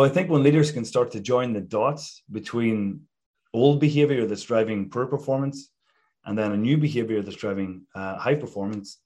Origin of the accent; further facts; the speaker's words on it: Ireland; moved away; I grew up back in Ireland